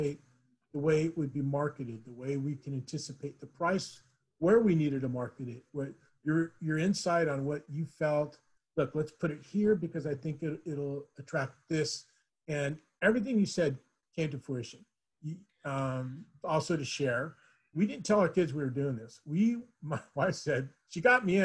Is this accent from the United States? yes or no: yes; Huntington Beach, California, United States; now in Chino, United States; I grew up in Huntington Beach and didn't leave there until I came to Chino